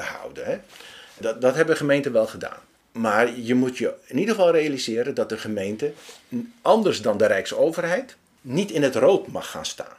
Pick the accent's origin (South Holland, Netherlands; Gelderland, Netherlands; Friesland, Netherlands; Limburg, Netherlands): Gelderland, Netherlands; Steenenkamer; ik kom zelf uit Stenenkamer oorspronkelijk.